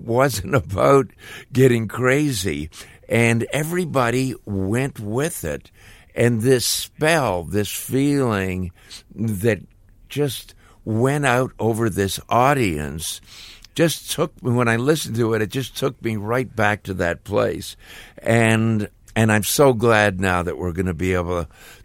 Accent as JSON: {"language": "English", "town": "Toronto", "region": "Ontario", "country": "Canada", "tie": "born or raised there", "said": "me growing up in Toronto"}